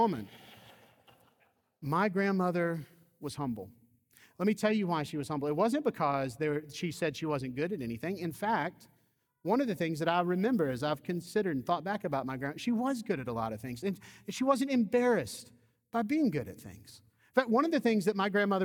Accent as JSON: {"language": "English", "region": "Georgia", "country": "United States", "tie": "born or raised there", "said": "I grew up in the Deep South. I grew up in Georgia."}